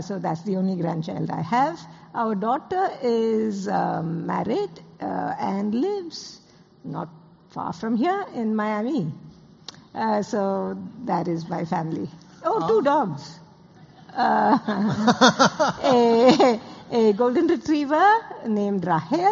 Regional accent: Bangalore, Karnataka, India; I come from Bangalore in South India. It's a city that I was born in and grew up

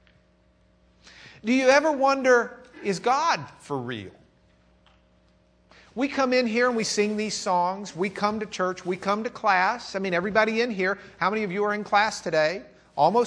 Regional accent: Lubbock, Texas, United States; I'm from Lubbock, Texas, so that's my German accent.

